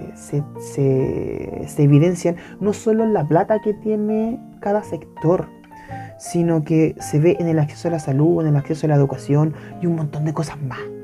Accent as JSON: {"language": "Spanish", "country": "Chile", "said": "en mi país, eh, específicamente en la región metropolitana"}